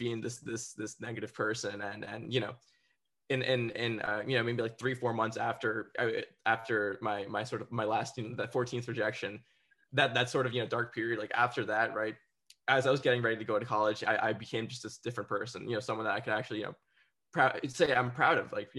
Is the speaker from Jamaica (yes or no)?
no; New Jersey, United States; the area that I grew up in New Jersey